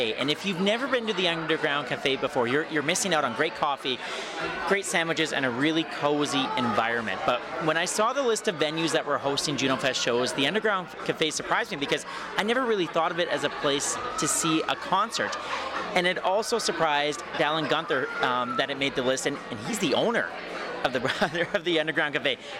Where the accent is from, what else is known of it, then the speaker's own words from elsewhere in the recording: Swift Current, Saskatchewan, Canada; I grew up in Swift Current